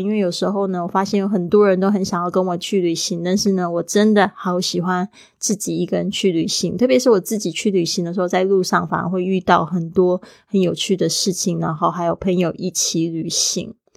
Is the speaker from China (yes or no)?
no; Taiwan; For someone from a tropical island，就是对于一个是来自热带岛屿的人，啊，我是来自台湾